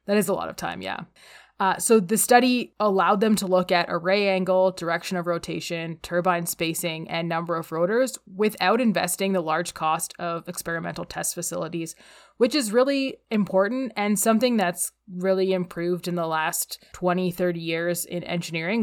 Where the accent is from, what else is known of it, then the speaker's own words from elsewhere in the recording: Calgary, Alberta, Canada; We're both from Calgary, Alberta